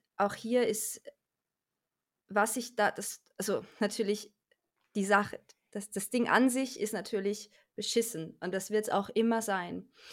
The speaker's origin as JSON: {"language": "German", "country": "Austria", "also_born_or_lived": "Salzburg", "moved": "as an adult", "lives_now": "Cologne, Germany", "said": "Ich komme ursprünglich aus Österreich"}